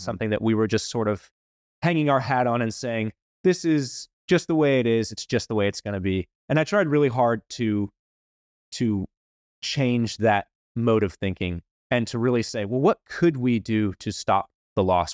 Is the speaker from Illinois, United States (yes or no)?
no; Wilmington, North Carolina, United States; I grew up in Wilmington, went to N C State